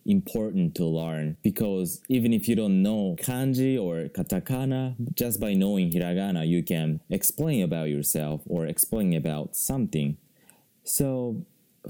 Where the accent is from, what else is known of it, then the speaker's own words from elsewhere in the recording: Japan; first language Japanese; English is a second language; I haven't studied Japanese like very seriously, right? Because that's my mother language